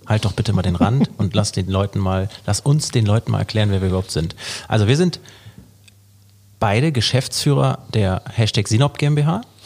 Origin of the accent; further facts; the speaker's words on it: Hamburg, Germany; also born or lived in Norderstedt; 1985 geboren, am 5.2. im wunderschönen Hamburg.